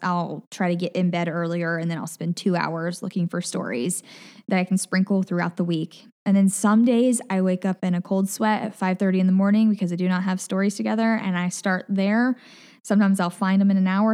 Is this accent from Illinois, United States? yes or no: no; Collierville, Tennessee, United States; accent: Southern; moved away as an adult; also born or lived in Mississippi / Nashville; now in Hawaii, United States; I grew up in Collierville, Tennessee